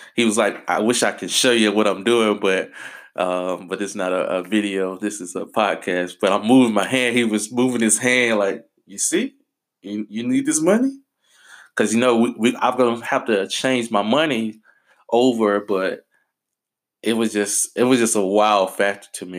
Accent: United States; I'm American

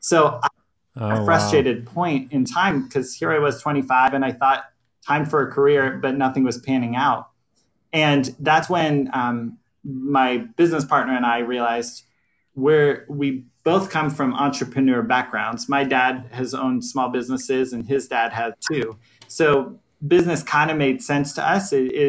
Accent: Florida, United States; born there; now in Hillsboro, United States; I was born in Florida and military family, so we bounced around a lot. But majority on the East Coast

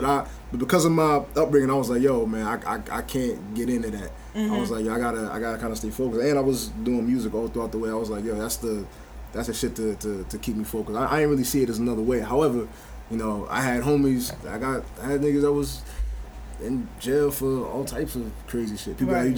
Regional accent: Roselle, New Jersey, United States; accent: East Orange; also born or lived in Newark / East Orange; Raised in Roselle and kind of East Orange. Cause I went to East Orange every summer, and I was there every weekend. And then I moved there when I was 17 until, like, my adult life. So East Orange is like, you're going to hear me speak. I sound more like East Orange than Roselle.

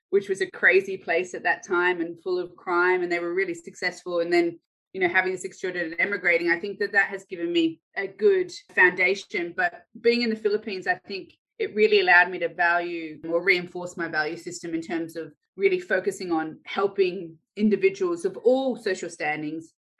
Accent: Australia; also born or lived in Ireland; I was born in Ireland. And then we emigrated to Australia when I was 6 years old

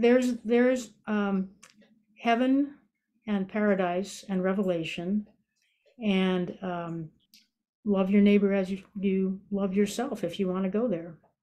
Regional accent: Massachusetts, United States; I grew up in Massachusetts

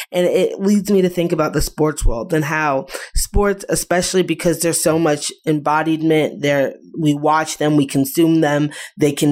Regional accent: Massachusetts, United States; I'm from Massachusetts.

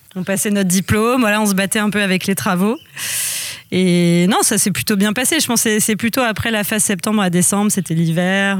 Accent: Lisieux, Normandy, France; moved away as an adult; also born or lived in Angers; alors moi je suis normande, je suis née dans le Calvados et j'ai grandi en Normandie à Lisieux jusqu'à jusqu'à mes 18 ans

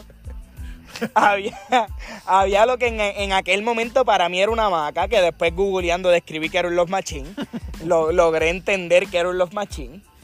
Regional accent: Barranquitas, Puerto Rico; yo soy un tipo de barranquita

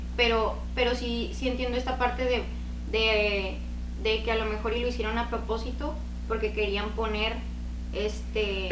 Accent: northern Mexico, Mexico; se nota en mi acento, ¿no? Soy de, del norte de México.

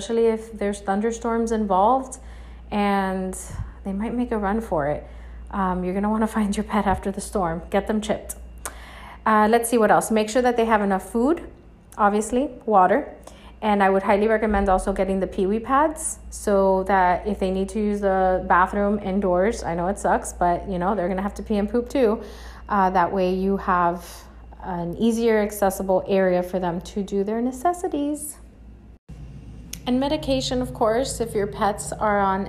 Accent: Miami, Florida, United States; being born and raised in Miami, I've been through a few hurricanes

